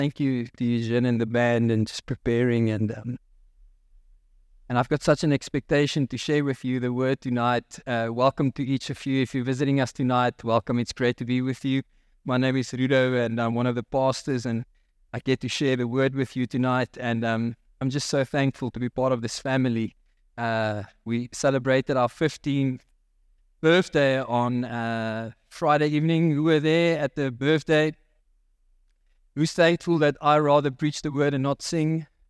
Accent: Free State, South Africa; I grew up in the Free State, and the mining houses had big backyards, and so there was a lot of space to chip, right?

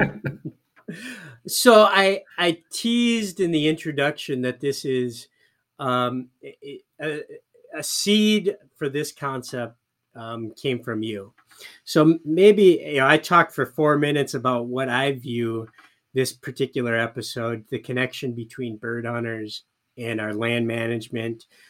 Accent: Michigan, United States; my home state of Michigan

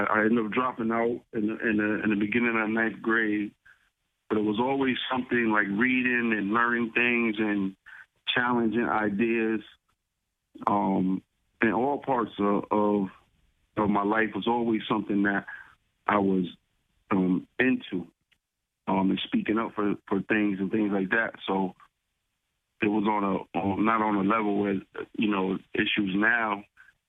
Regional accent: New Haven, Connecticut, United States; I was born in New Haven in 76. I grew up in the New Orleville neighborhood, also in a couple housing projects, Quinnipiac and out West Hills

